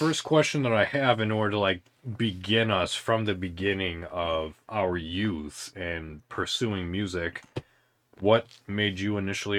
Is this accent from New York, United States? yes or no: no; Illinois, United States; I'm initially from Illinois.